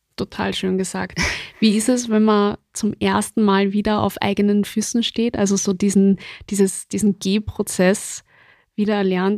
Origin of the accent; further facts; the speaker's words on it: Austria; bei uns in Österreich